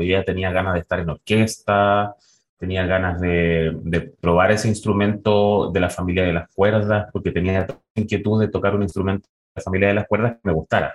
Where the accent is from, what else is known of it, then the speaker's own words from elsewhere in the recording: La Serena, Coquimbo, Chile; nací en La Serena, me crié en La Serena